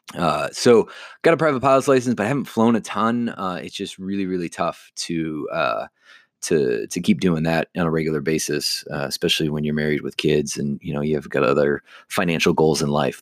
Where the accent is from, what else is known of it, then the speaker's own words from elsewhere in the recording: Chicago, Illinois, United States; I grew up just in the Chicagoland area